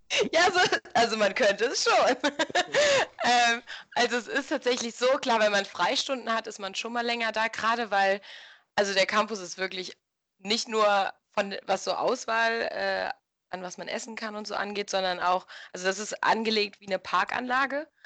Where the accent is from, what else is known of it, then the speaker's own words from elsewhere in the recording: Germany; moved away as an adult; now in Mexico; als Deutscher